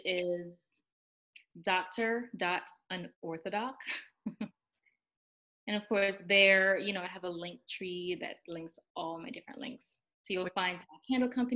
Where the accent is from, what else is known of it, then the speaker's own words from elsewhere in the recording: Jamaica; moved away as an adult; also born or lived in New York / Maryland / Ohio / North Carolina; now in United States; I'm from Jamaica, which of course, you know, is a third world country.